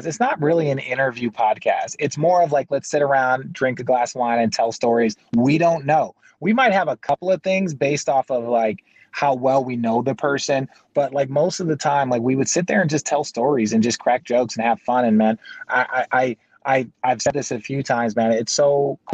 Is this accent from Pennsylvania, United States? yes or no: no; Arizona, United States; So I grew up in Arizona. I'm an Arizona local kid